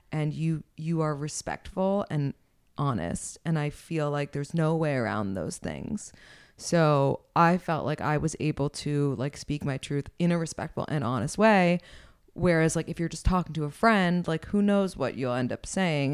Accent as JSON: {"language": "English", "town": "New York City", "region": "New York", "country": "United States", "tie": "born or raised there", "said": "I am twenty-nine and I'm from New York City originally."}